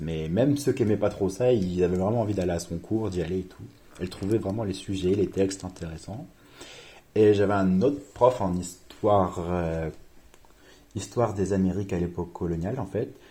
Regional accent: Reims, Grand Est, France; moved away as an adult; also born or lived in Paris / Seville; Moi, je viens de Reims de base et je suis allé à Paris

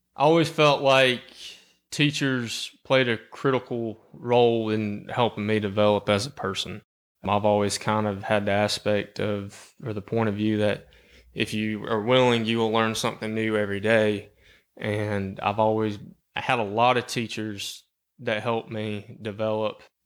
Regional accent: Cherokee County, Georgia, United States; I'm from Cherokee County. I've lived here my entire life

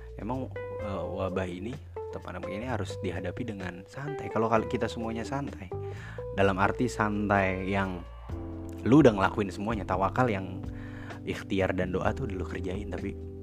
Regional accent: Jakarta, Indonesia; accent: Jaksel; gue lahir di Jakarta Selatan

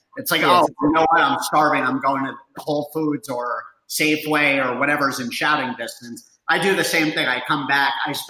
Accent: New Jersey, United States; now in Denver, United States; We're all from Jersey

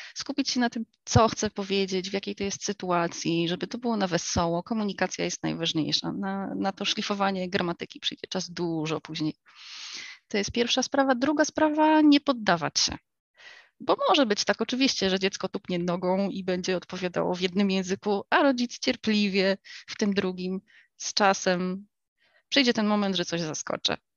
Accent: United States; moved away; also born or lived in England; Ja dorastałam w Stanach

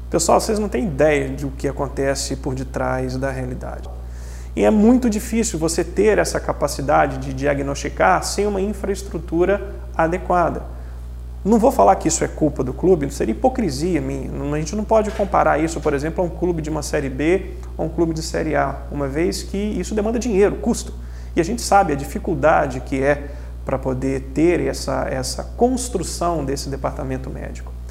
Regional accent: Juiz de Fora, Minas Gerais, Brazil; born there; eu sou nascido em Crado, Juiz de Fora. E eu sou um torcedor, cara, do futebol de Juiz de Fora.

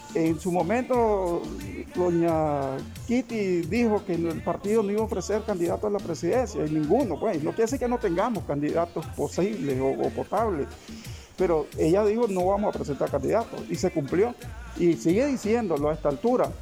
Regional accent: Nicaragua

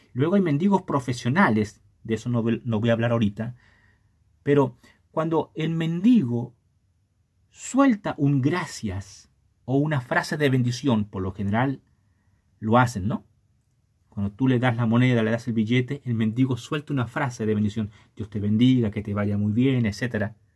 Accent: Chile; no seas mano de guagua, decimos en Chile

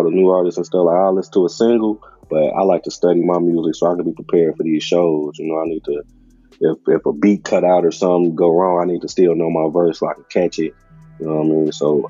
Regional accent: Calumet City, Illinois, United States; I'm from originally from Cal City, which is a suburb like probably 15 minutes from Chicago. So I grew up out there, moved a lot.

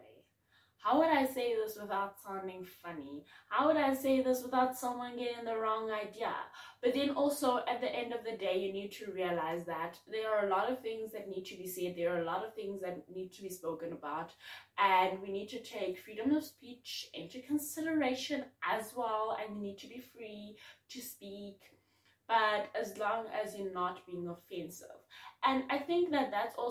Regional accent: Bloemfontein, Free State, South Africa; now in Cape Town, South Africa; I'm from Bloom

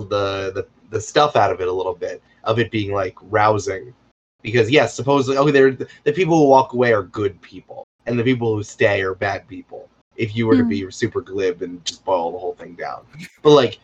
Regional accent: United States

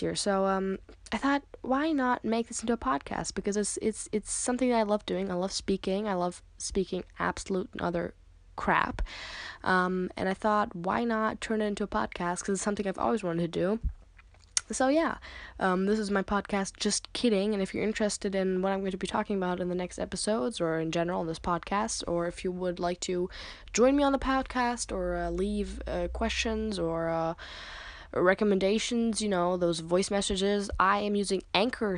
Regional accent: United States; now in Germany; I live in Germany. I am American

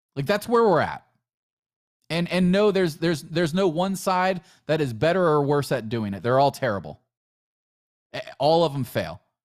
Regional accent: United States; we're still all Americans

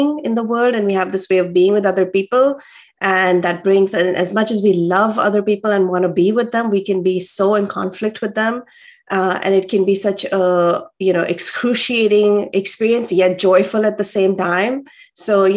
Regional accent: India; I grew up in India

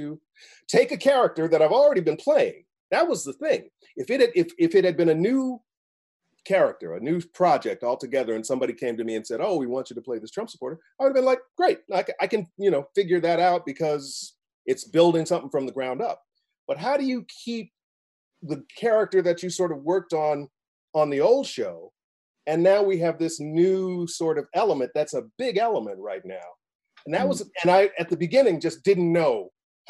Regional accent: Midwest, United States; My family's from the South. I'm from the Midwest.

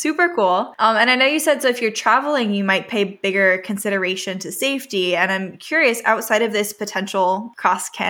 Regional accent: California, United States; also born or lived in Vancouver; I was born and raised in California, which is on the West Coast

